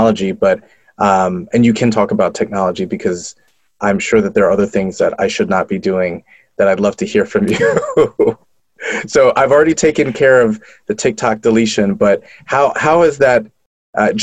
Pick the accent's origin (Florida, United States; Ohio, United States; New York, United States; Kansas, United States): New York, United States; So I'm from New York, and we had PIX 11, so Channel 11